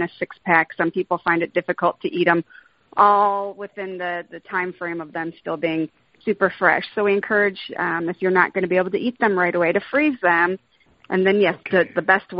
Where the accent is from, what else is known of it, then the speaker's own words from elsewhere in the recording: Detroit, Michigan, United States; moved away as an adult; also born or lived in Ohio; I was born and raised here in Detroit, so we decided to come home back to my hometown